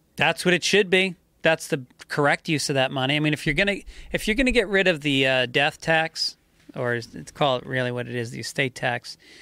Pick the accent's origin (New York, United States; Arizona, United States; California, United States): New York, United States; Hudson River; I grew up on the Hudson River.